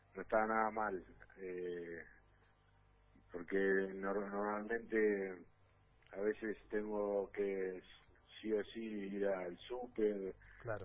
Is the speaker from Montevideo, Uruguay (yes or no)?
no; Artigas, Uruguay; moved away as an adult; also born or lived in Paris, France / Argentina; el norte, de donde soy yo, que viste que hacemos frontera con Brasil y todo